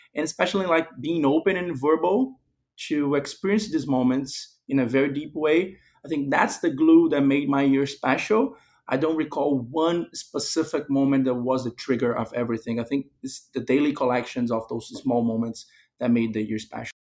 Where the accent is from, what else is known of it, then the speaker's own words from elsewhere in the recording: Brazil; moved away as an adult; I was born and raised in Brazil, while my father's family comes from Spain